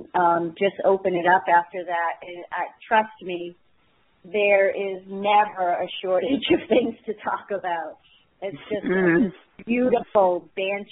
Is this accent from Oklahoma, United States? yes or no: no; Maine, United States; I'm from Maine